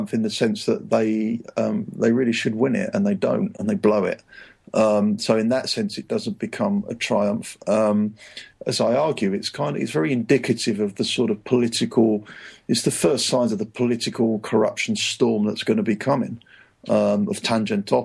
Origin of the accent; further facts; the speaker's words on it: England, United Kingdom; moved away as an adult; also born or lived in Rome, Italy; I'm English